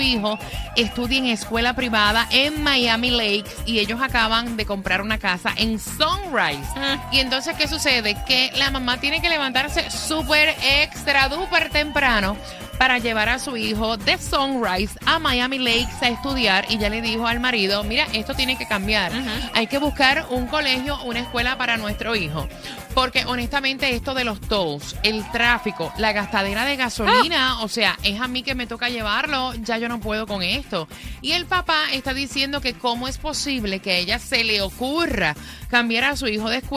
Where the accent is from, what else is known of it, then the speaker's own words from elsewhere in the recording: Puerto Rico; moved away as an adult; cuando a mí me ofrecieron trabajo acá en los Estados Unidos, que yo me fui de Puerto Rico, mi nena mayor tenía nueve años.